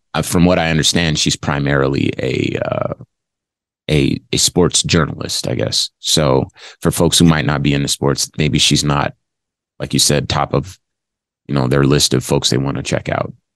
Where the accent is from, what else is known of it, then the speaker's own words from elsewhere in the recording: Los Angeles, California, United States; moved away as an adult; also born or lived in Arizona; southern california los angeles is where i grew up